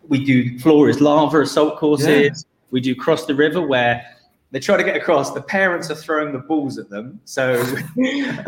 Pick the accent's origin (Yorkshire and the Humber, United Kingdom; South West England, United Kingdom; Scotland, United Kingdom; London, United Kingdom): South West England, United Kingdom; Devon; I'm from Devon